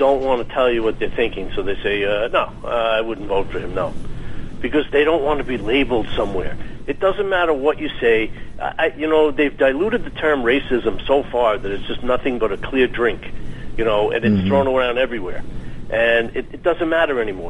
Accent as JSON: {"language": "English", "region": "New York", "country": "United States", "said": "I'm from New York"}